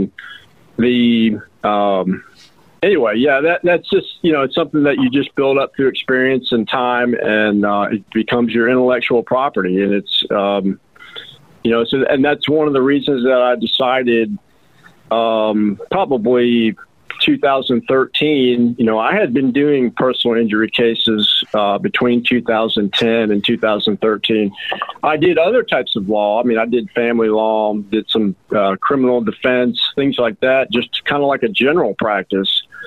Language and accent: English; Roswell, Georgia, United States; now in Rome, United States; I'm from Roswell, Georgia